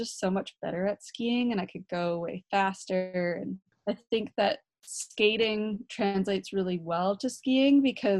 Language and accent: English; Calgary, Alberta, Canada; I grew up just outside Calgary, like 20, 30 minutes